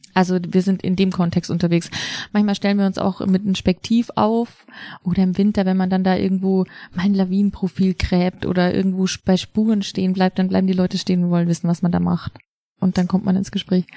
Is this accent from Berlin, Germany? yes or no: no; Loisach valley, district of Garmisch-Partenkirchen, Bavaria, Germany; ich bin halt in dem Landkreis aufgewachsen, nicht direkt im Ammertal, aber im Tal daneben, im Leusachtal